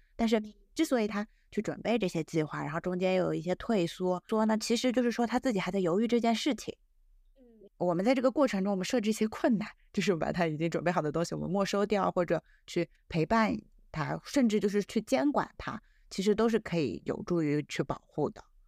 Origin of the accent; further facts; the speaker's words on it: China; 我们中国人相对来说，其实表达还是比较含蓄的